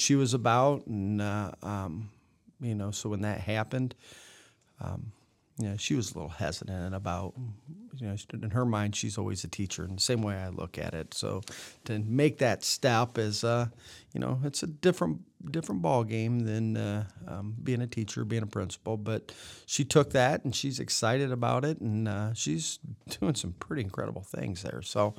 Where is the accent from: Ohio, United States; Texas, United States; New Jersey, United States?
Ohio, United States; West Unity; Yeah. I grew up in West Unity, Ohio, 15, 20 miles from here.